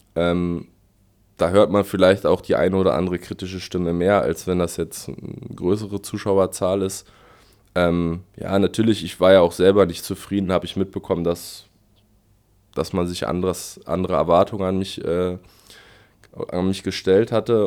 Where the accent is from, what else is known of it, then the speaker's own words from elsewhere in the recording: Berlin, Germany; moved away as an adult; now in Aschaffenburg, Germany; Ich komme aus Westberlin, aus äh, Spandau, also ganz im Westen. Ähm, genau, da bin ich au aufgewachsen